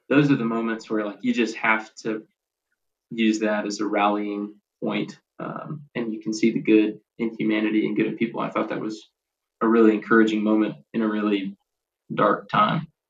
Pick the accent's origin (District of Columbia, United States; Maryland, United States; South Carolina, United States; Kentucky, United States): Kentucky, United States; Bowling Green; moved away as an adult; now in Nashville, United States; I grew up in Bowling Green, Kentucky, like an hour north of Nashville, where I live now.